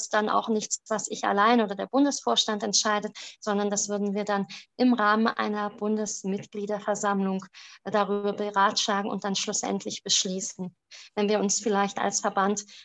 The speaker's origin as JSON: {"language": "German", "country": "Romania", "tie": "born or raised there", "first_language": "German", "lives_now": "Germany", "said": "Darüber hinaus ähm, ist auch Deutsch meine Muttersprache. Nichtsdestotrotz war es sehr schwer, wenn man einstmalig in diesen rumänischen System, in dem politischen, aber auch in dem ähm, planwirtschaftlichen System aufgewachsen ist wie meine Familie und dann ähm, nach Baden-Württemberg gekommen ist"}